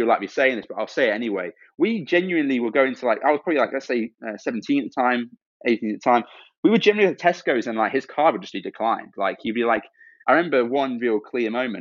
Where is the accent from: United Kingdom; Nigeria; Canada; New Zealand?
United Kingdom; Stoke-on-Trent, West Midlands; moved away; also born or lived in Cambridge; Stoke-on-Trent, where I grew up, is a very rough place